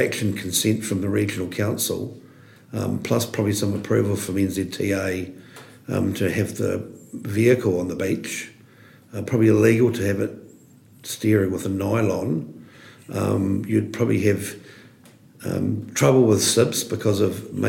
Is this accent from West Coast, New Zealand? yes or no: yes; Hokitika, West Coast, New Zealand; Fantastic place to grow up